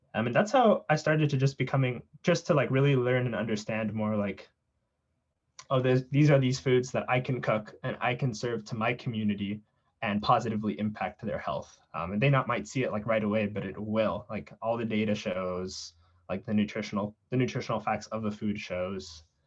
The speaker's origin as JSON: {"language": "English", "town": "South San Francisco", "region": "California", "country": "United States", "tie": "born or raised there", "said": "I grew up in South San Francisco"}